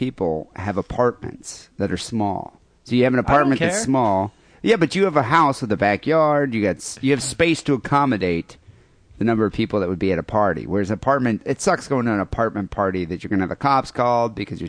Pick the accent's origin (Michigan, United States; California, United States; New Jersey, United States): Michigan, United States; moved away; I'm Michigan